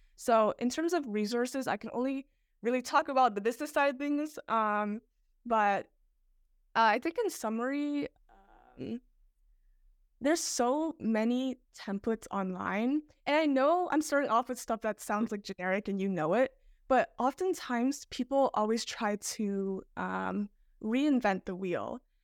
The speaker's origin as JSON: {"language": "English", "town": "Toronto", "region": "Ontario", "country": "Canada", "said": "I'm from Toronto"}